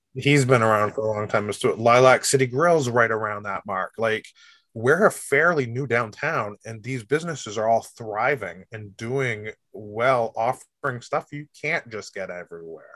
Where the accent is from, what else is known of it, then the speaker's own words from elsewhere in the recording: Rochester, United States; I'm a Rochester kid my whole life. I grew up in Rochester